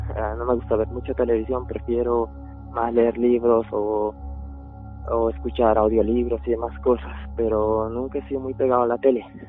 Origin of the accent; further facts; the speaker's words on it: Chile; also born or lived in Bolivia; Yo realmente soy originario de Bolivia, pero salí con Chile. Eh, mi mamá me trajo de muy pequeño aquí.